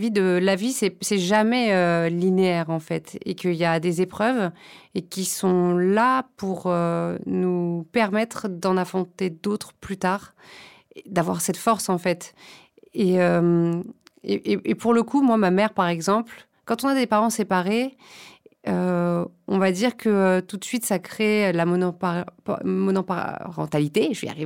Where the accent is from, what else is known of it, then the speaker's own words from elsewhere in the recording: Saint-Germain-en-Laye, Île-de-France, France; À Saint-Germain-en-Laye, mhm. au Bel Air.